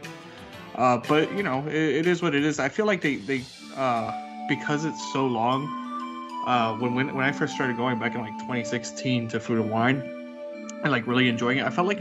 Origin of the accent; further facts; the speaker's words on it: South Florida, United States; I come from South Florida where things are open 24 hours